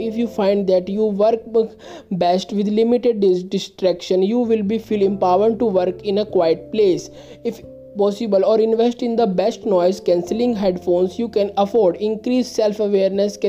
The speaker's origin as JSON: {"language": "English", "country": "India", "said": "I am from India"}